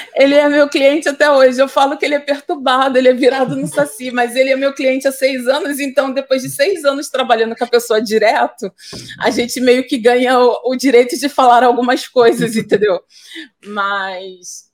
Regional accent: Baixada Fluminense, Rio de Janeiro, Brazil; eu sou fruto do da Baixada Fluminense nos anos 90, cara, nos anos 80, na verdade.

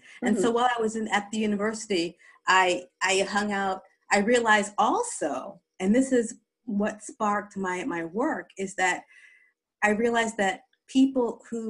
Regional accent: East Coast, United States; I'm an American, and I grew up in 3 U.S. East Coast states. So by the time I was 14

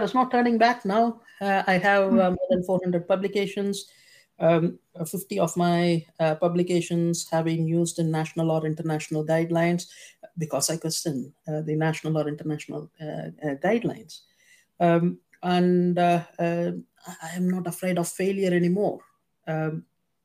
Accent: India; moved away as an adult; now in United Kingdom; I was born in India, and I did all my schooling and medical schooling in India

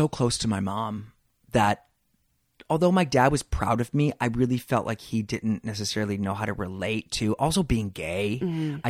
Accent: Detroit, Michigan, United States; You know, I grew up in Detroit, Michigan, where I was definitely a different kid. I was bullied, and I come from a sports family.

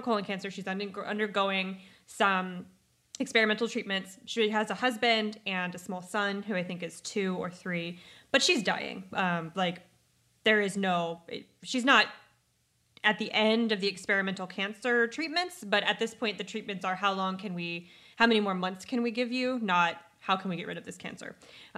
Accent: United States; as Americans

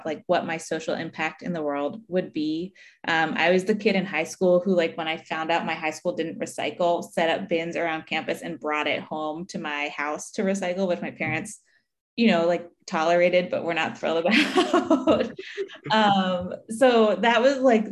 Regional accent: right outside of Philly, Pennsylvania, United States; moved away as an adult; I grew up right outside of Philly, and so it's been great coming home

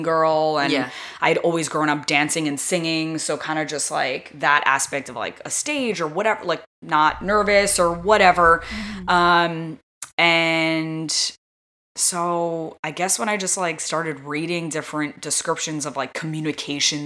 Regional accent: New York area, United States; moved away as an adult; growing up in the New York area

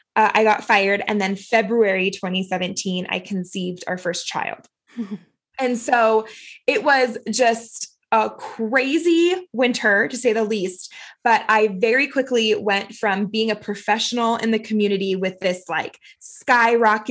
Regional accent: Florida, United States; now in Utah, United States; I'm not from Utah originally. I'm originally from Florida, so closer to Louisiana, actually

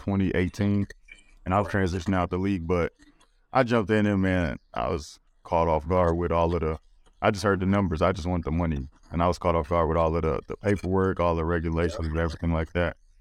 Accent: Louisiana, United States; I'm from Louisiana

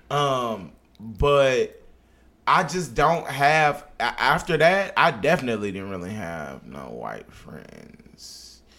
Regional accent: Dallas, Texas, United States; I am still throwing up Oak Cliff, Texas

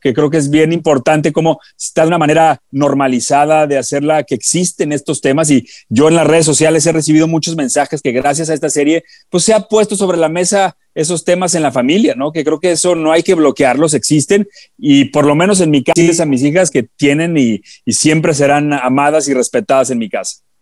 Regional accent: Guadalajara, Jalisco, Mexico; moved away; yo soy de Guadalajara

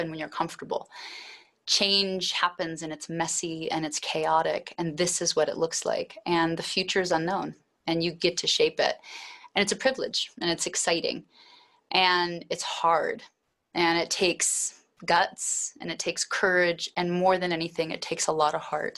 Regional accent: Alaska, United States; also born or lived in Anchorage, Alaska; I was raised in Alaska, and I was raised on a homestead to a large degree

